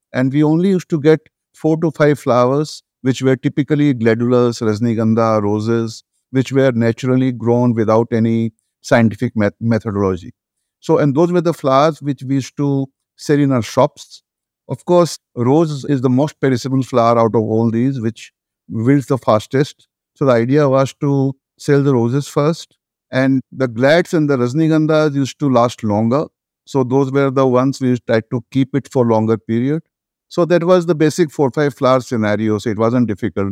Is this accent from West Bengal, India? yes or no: yes; Kolkata, West Bengal, India; moved away as an adult; now in Delhi, India; I was a graduate from Kolkata